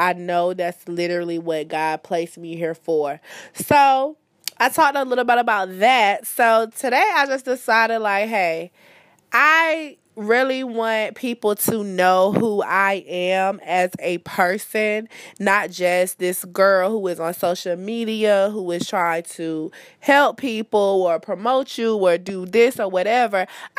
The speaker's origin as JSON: {"language": "English", "town": "Fayetteville", "region": "North Carolina", "country": "United States", "tie": "born there", "said": "I think that I was born in Fayetteville. Fayetteville is about 3 hours away from where I currently reside, the New Bern area"}